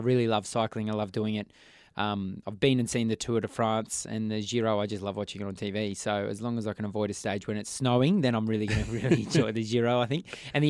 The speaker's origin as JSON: {"language": "English", "town": "Young", "region": "New South Wales", "country": "Australia", "tie": "born or raised there", "also_born_or_lived": "Yass, New South Wales", "accent": "Aussie twang", "said": "Yass, New South Wales. I grew up in Young, just down the road."}